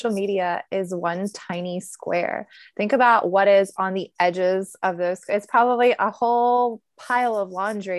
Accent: United States; I'm from here.

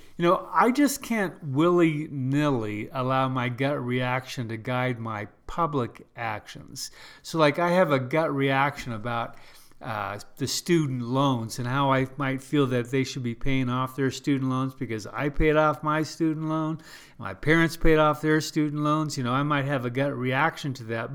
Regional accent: United States; I'm first a Christian, then I'm American.

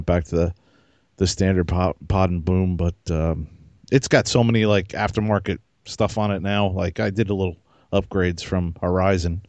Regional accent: New York metro area, United States; we're all from the New York metro area where everybody's got an attitude

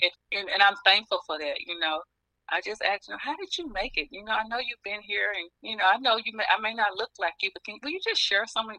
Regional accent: the South, United States; moved away as an adult; now in Pennsylvania, United States; I was from the South

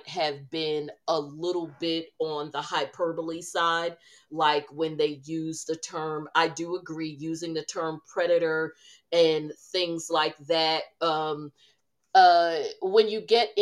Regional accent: New Jersey, United States; growing up around New Jersey

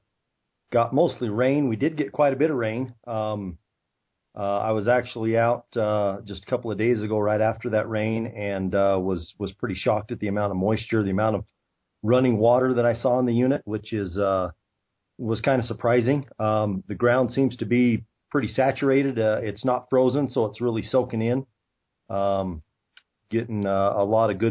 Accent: Heber, Arizona, United States; I was born and raised in the thriving metropolis of Heber, Arizona

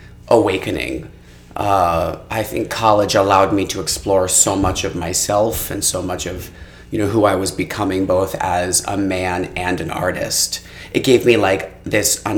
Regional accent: Potsdam, New York, United States; moved away; I'm from upstate New York, a small town called Potsdam

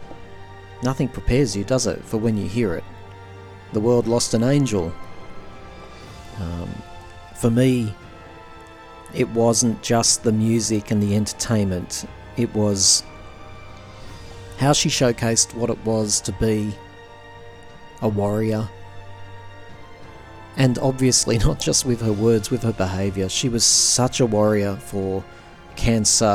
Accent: Australia; I'm an Australian

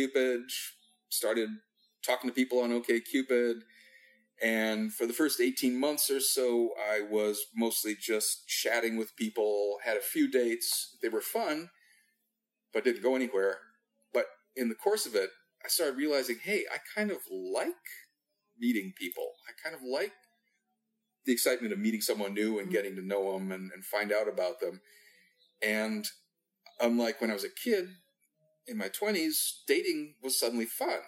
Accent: Midwest, United States; also born or lived in Europe / California; So I grew up in the Midwest, had a couple of years in Europe at different points growing up

